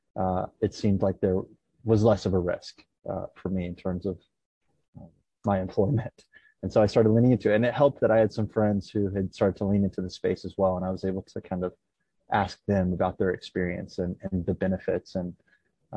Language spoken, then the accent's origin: English; East Tennessee, United States; I grew up in East Tennessee